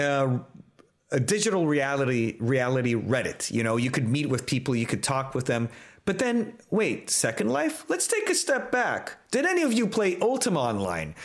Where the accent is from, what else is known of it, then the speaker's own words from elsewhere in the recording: Brazil; I'm Brazilian. I come from Latin America